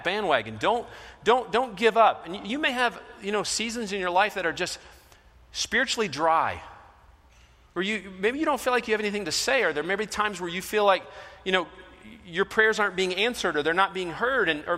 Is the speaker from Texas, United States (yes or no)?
no; Michigan, United States; moved away; I'm from Michigan, so I happen to be, you know, a Detroit fan